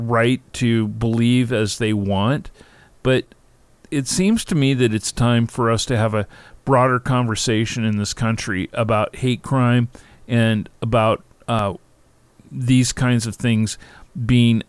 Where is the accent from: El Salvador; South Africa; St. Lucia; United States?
United States; Seattle, Washington; I grew up in Seattle